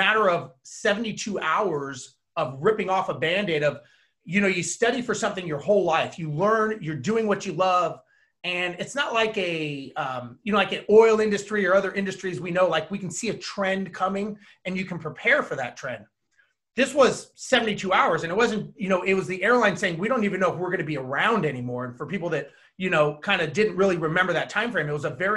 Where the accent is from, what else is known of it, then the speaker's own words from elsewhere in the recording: Los Angeles, California, United States; I was born and raised in Los Angeles